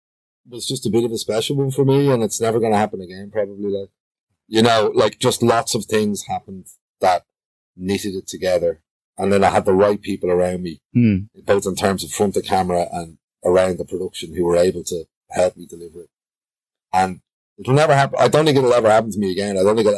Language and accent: English; Bray, Leinster, Ireland; now in Dublin, Ireland; I grew up in Bray, which is a pretty working class place as well.